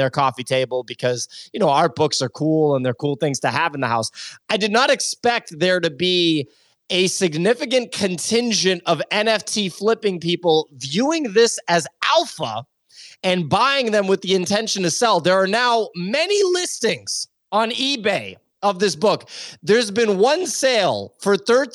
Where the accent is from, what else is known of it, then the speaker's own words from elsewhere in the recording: United States; I'm American